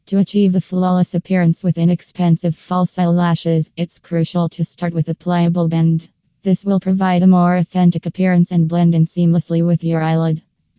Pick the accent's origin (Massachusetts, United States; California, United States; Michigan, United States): California, United States; from California and USA.